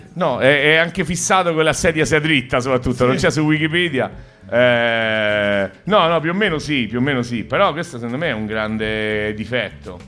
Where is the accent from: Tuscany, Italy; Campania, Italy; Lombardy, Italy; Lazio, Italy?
Lazio, Italy; Rome; De Roma, io pure